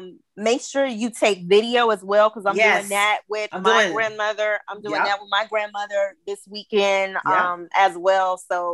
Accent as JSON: {"language": "English", "town": "Mobile", "region": "Alabama", "country": "United States", "tie": "born or raised there", "moved": "yes", "said": "I'm back home. Yeah, I'm back home in Alabama for her birthday."}